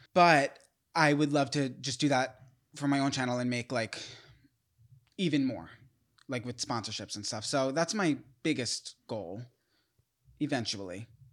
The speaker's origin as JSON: {"language": "English", "region": "New York", "country": "United States", "said": "I'm from New York"}